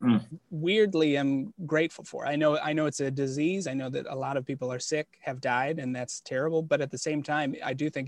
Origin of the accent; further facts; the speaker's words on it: Toledo, Ohio, United States; moved away as an adult; also born or lived in Cincinnati, Ohio; now in New York City, United States; Originally Toledo, so like suburbs of Toledo